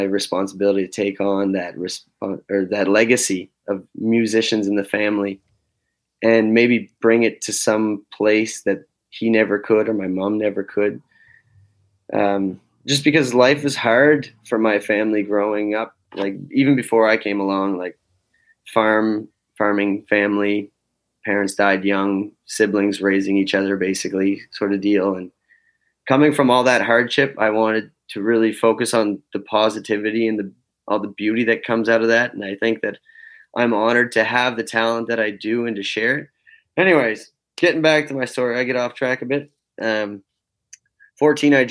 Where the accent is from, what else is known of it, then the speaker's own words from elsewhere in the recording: Fall River, Nova Scotia, Canada; moved away as an adult; now in Restigouche County, Canada; But I grew up in Fall River, Nova Scotia. I was born and raised down there